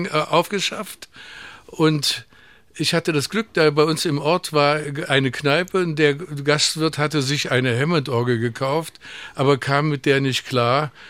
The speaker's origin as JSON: {"language": "German", "region": "East Germany", "country": "Germany", "said": "Aber wir, man konnte ja immer noch als Ostdeutscher ohne Probleme nach West-Berlin wechseln."}